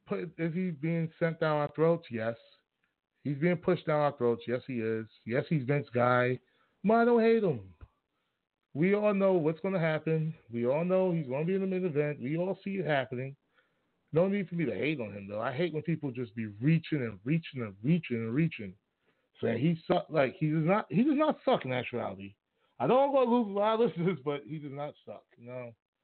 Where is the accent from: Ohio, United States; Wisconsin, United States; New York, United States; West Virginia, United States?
New York, United States; I grew up in New York